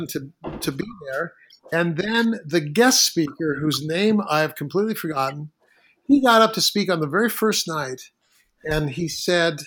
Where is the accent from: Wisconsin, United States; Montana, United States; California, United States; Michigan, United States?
California, United States; Central Valley of; I grew up in the Central Valley of California, which Rob is nicknamed the Bible Belt of California